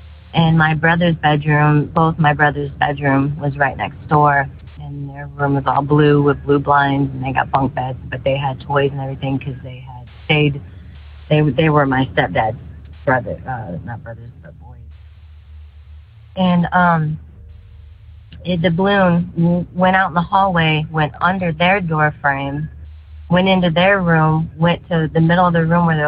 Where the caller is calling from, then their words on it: St. Louis, Missouri, United States; I am from St. Louis, Missouri.